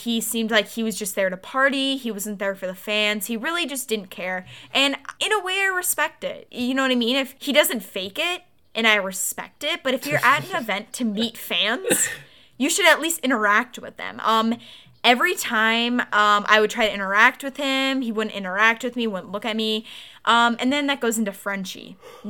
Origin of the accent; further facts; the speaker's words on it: Oakland, Michigan, United States; Like, we're from Michigan, suburbs of Detroit. As soon as I said that, she walked away. Like, super weirdly. Like, I just said I was from Oakland.